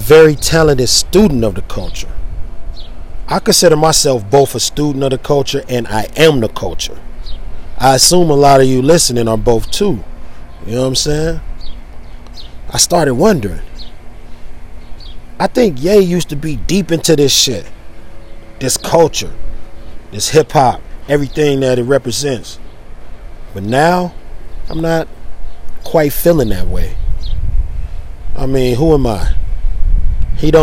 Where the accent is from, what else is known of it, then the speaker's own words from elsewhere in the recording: California, United States; I'm from Cali